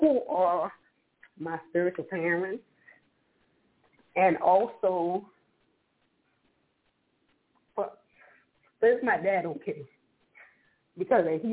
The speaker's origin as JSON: {"language": "English", "town": "New Orleans", "region": "Louisiana", "country": "United States", "said": "I'm from New Orleans"}